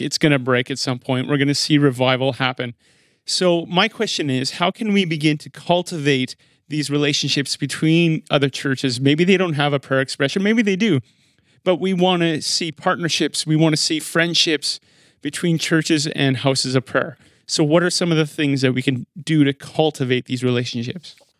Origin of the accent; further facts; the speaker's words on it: Regina, Saskatchewan, Canada; now in Manitoba, Canada; I was born in Regina